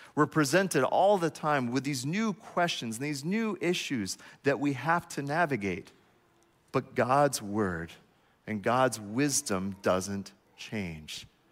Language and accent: English; United States; As an American